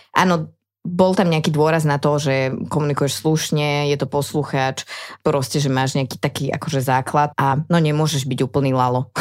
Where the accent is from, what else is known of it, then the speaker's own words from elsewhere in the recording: Trenčín, Trenčín Region, Slovakia; moved away; also born or lived in Trnava; ja som z Trenčina originál